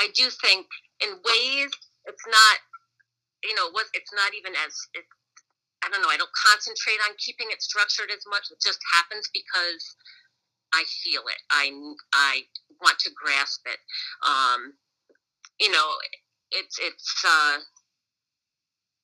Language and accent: English; Ravenna, United States; I'm from Ravenna, and always had a very supportive family in Ravenna